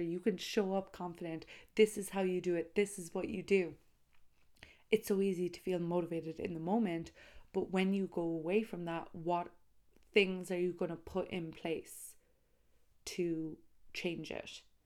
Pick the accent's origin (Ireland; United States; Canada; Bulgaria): Ireland; Tralee, Munster; Tralee, County Kerry